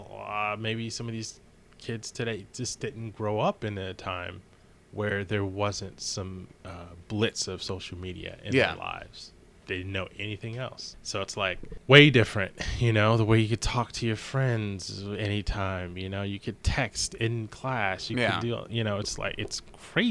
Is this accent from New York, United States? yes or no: no; Maryland, United States; I'm from Maryland, but like the whole high school, and I went to high school in Maryland